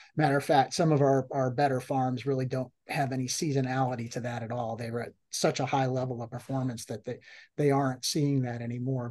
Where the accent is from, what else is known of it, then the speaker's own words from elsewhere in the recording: Massachusetts, United States; now in Florida, United States; I grew up in in Massachusetts